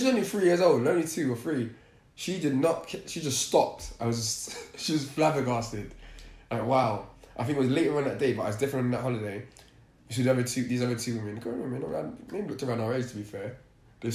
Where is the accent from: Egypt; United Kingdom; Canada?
United Kingdom; England; as English people